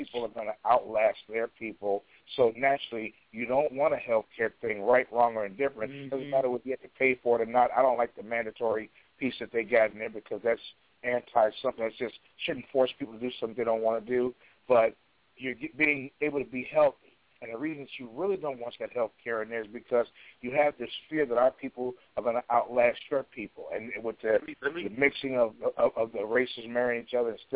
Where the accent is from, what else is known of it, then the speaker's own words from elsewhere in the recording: Chicago, Illinois, United States; now in Portland, United States; my hometown of Chicago. I'm out here in Portland where it's relaxed.